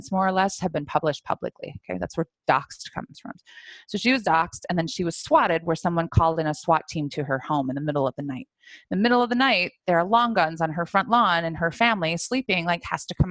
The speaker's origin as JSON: {"language": "English", "region": "Iowa", "country": "United States", "said": "I'm from Iowa"}